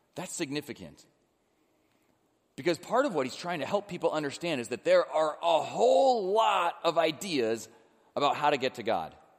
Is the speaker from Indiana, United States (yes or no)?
no; Illinois, United States; now in Cincinnati, United States; I grew up in Illinois